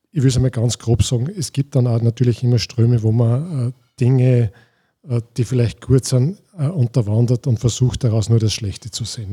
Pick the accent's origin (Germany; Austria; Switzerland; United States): Austria; Scharnstein, Upper Austria; bei uns in Scharnstein